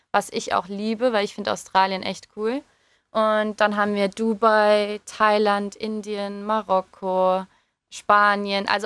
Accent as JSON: {"language": "German", "region": "England", "country": "United Kingdom", "lives_now": "Germany", "said": "ich komme ja auch eigentlich aus England. Also ähm, hatte ich natürlich auch die Wahl, halt für England zu spielen oder für Deutschland zu spielen."}